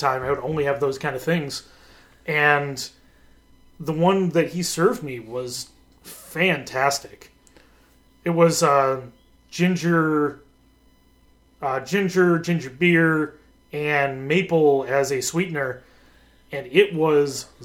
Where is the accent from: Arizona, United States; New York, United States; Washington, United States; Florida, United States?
New York, United States; Buffalo; growing up in Buffalo